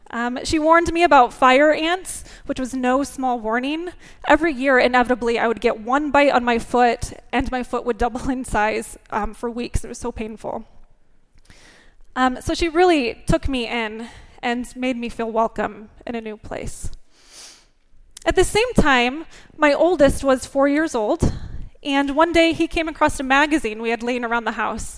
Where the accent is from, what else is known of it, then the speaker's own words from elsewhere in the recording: northern Indiana, United States; growing up in northern Indiana farm country, as a 4-H'er and Little League kid